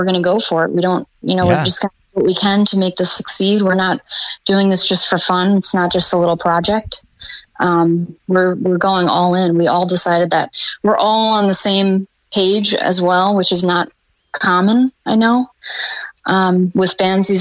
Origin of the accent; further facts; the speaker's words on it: Long Island, New York, United States; moved away as an adult; now in Florida, United States; I'm from Long Island, New York, actually, originally. At this point, I've been in Florida longer. That's where I grew up and graduated high school and everything